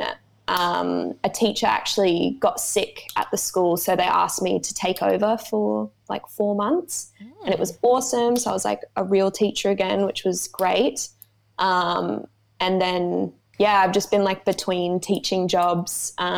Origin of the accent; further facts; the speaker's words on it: Sunshine Coast, Queensland, Australia; also born or lived in Brisbane, Australia / Mackay, Australia / France; So I grew up in the Sunny Coast. When I was 17, I moved to Brisbane to do my degree.